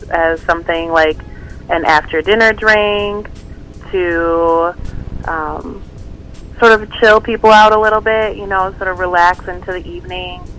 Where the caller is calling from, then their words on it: South St. Paul, Minnesota, United States; I'm calling from South St. Paul.